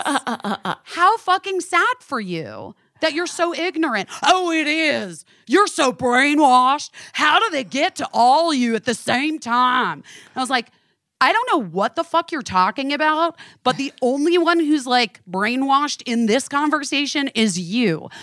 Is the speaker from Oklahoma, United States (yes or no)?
no; New York, United States